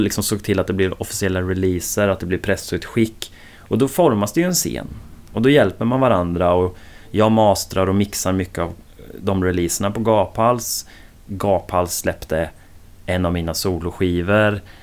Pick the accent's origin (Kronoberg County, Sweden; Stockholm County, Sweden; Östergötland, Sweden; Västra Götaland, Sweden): Östergötland, Sweden; Åtvidaberg; also born or lived in Linköping; hos mig nere i Åtvidaberg där jag kommer ifrån